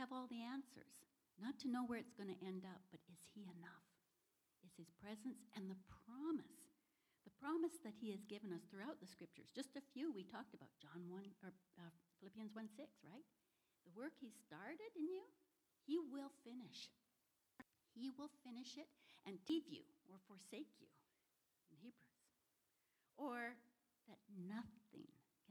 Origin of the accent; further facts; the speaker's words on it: Canada; moved away; also born or lived in Washington, United States; My husband and I are from the Northwest, up in Washington, and I'm actually from Canada.